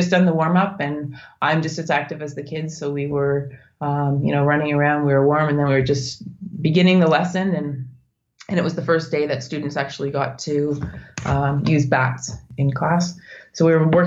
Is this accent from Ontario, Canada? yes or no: yes; Northern Ontario, Canada; moved away as an adult; I'm Canadian. I was born in Northern Ontario